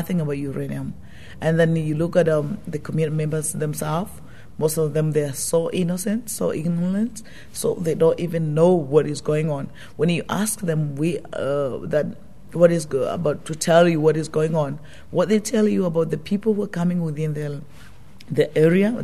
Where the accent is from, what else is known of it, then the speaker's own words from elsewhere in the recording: Tanzania; I'm coming from Tanzania, and I work with the Legal and the Human Rights Centre in Tanzania